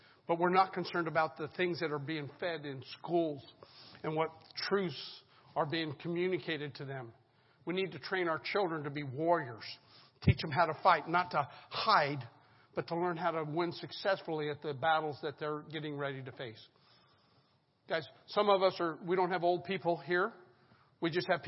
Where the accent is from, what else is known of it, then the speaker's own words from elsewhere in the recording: Colorado, United States; now in Lynchburg, United States; I grew up in Colorado, in the mountainous town on the western slope.